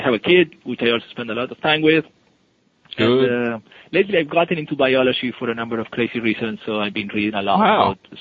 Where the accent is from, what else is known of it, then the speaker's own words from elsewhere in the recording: Buenos Aires, Argentina; moved away as an adult; also born or lived in Seattle area, United States; now in United States; I come from Buenos Aires, so it's pretty hot.